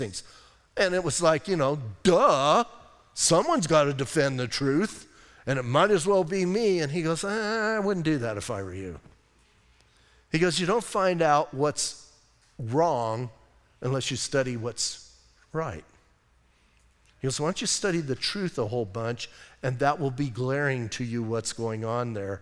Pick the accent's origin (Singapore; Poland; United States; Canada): United States; Bisbee, Arizona; also born or lived in Washington State; now in Sierra Vista, United States; I grew up in Bisbee